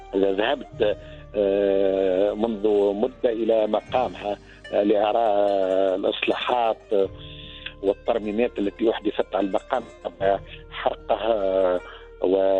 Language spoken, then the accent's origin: Arabic; Tunisia; عندنا في تونس